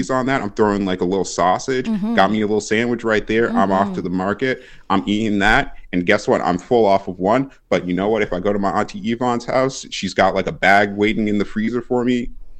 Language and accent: English; Trinidad & Tobago; I'm Trinidadian and Grenadian.